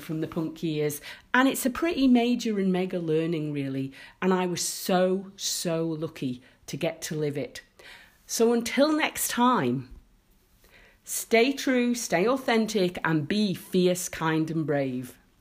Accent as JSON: {"language": "English", "country": "Isle of Man", "tie": "born or raised there", "said": "my life growing up in the Isle of Man"}